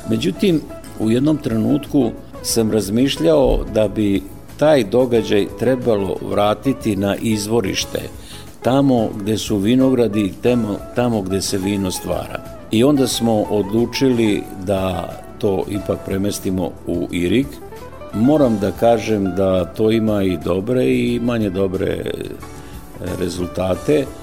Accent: Fruška Gora, Vojvodina, Serbia; kod nas na Frušoj gori

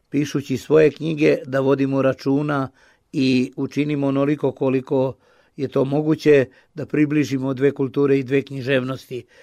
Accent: Timișoara, Timiș County, Romania; I ja dolazim iz Temišvara, iz nekog beskrajnog plavog kruga Miloša Crnjanskog, koji je najveći temišvarac među nama Srbima

